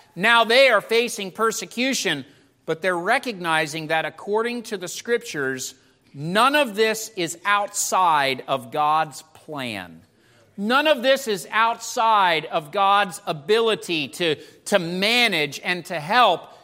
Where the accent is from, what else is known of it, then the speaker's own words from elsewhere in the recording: United States; you and I as American Christians